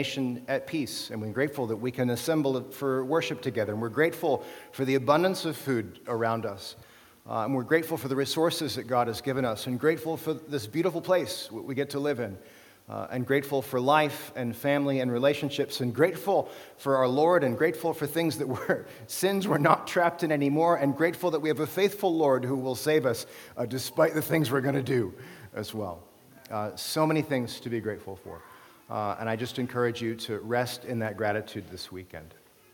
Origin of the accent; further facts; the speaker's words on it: United States; moved away as an adult; now in Canada; as an American